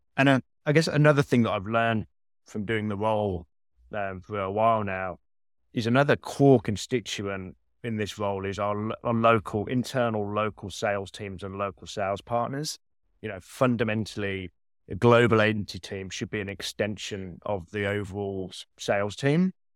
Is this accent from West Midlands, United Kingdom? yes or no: yes; Birmingham, West Midlands, United Kingdom; accent: Birmingham; moved away as an adult; now in New York, United States; I've kept the Birmingham British accent